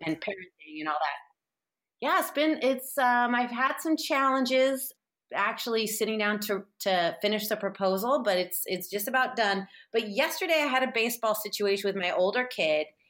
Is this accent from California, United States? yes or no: yes; San Francisco, California, United States; I'm from San Francisco and, like, had hippie parents